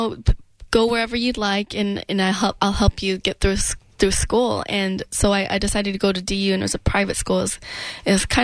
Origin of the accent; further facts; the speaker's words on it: Denver, Colorado, United States; I grew up in Denver